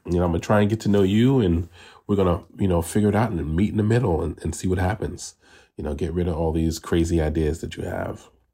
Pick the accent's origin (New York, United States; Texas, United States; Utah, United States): New York, United States; New York City; moved away as an adult; now in Los Angeles, United States; I am originally from New York City, the South Bronx, and now I live in Los Angeles, California, and I've been out here for thirteen years.